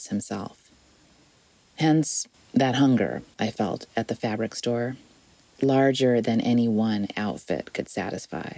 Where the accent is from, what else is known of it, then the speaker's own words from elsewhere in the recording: South Bend, Indiana, United States; where I was growing up in South Bend, Indiana